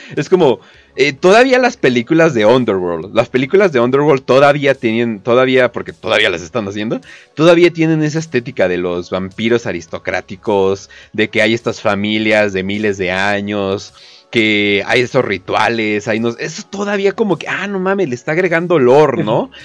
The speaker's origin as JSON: {"language": "Spanish", "country": "Mexico", "said": "soy de México, soy preto"}